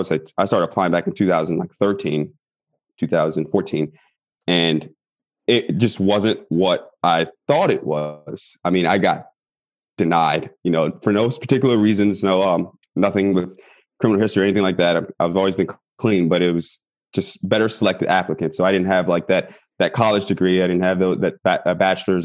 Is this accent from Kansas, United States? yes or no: no; Washington, District of Columbia, United States; I was born in Washington, D.C.